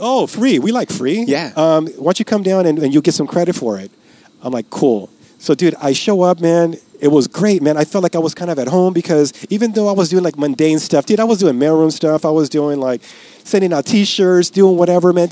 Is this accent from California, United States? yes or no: yes; Los Angeles, California, United States; I'm from East